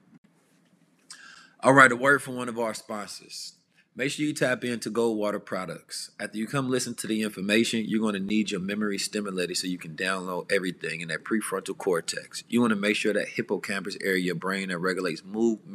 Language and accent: English; Oakland, California, United States; also born or lived in St. Louis, Missouri; I grew up on 2-4 Telegraph in Oakland